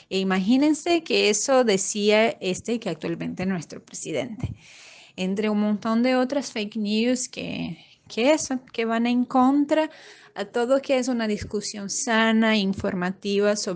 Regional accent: Brazil; de Brasil

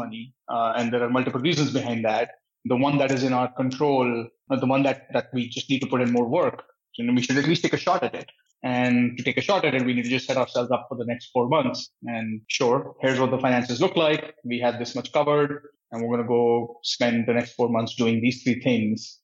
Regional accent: New Delhi, Delhi, India; moved away as an adult; also born or lived in Patiala, India / Santa Cruz, California; now in United States; I was born and brought up in India, in New Delhi

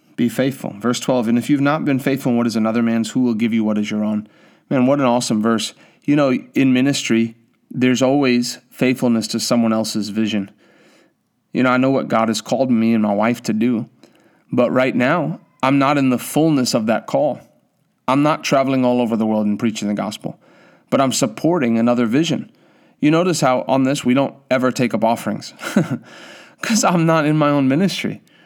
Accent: South Africa; now in United States; I come from South Africa

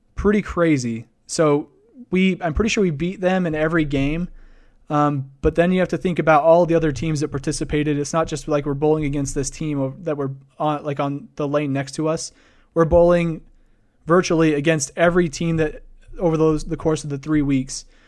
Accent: Idaho Falls, Idaho, United States; born or raised there

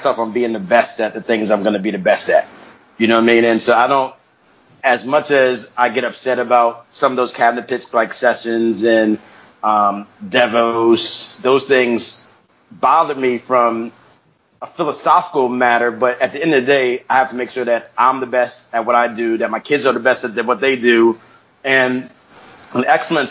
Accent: United States; I grew up in America, you know, so as a black person in America

